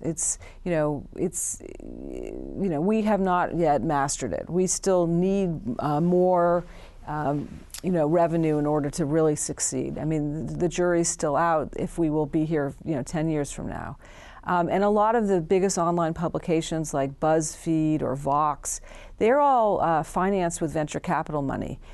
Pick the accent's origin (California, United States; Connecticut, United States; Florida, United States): California, United States; San Francisco; I was born and raised in San Francisco